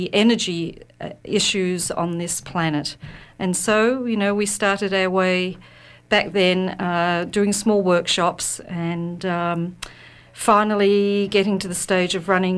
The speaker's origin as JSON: {"language": "English", "country": "Australia", "moved": "as an adult", "said": "I'm originally from Australia, where I pretty much for a big chunk of my life was in architectural, ceramic, and landscape design."}